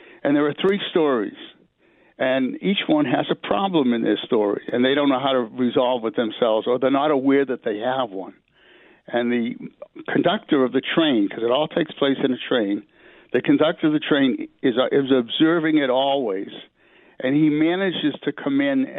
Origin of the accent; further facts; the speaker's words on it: Worcester, Massachusetts, United States; born there; now in New York, United States; I wasn't born here. I was born in Worcester, Massachusetts, which is a city right outside of Boston, or about 40 miles from Boston.